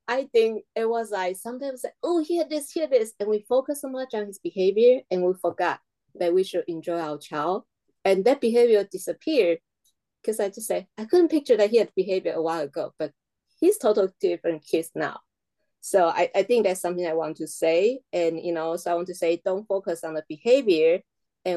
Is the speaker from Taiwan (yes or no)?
yes; Taiwan; English is a second language; moved away; my home country, Taiwan